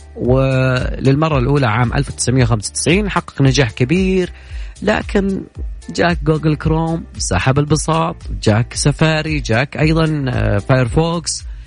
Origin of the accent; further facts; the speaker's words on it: Saudi Arabia; عندنا في السعودية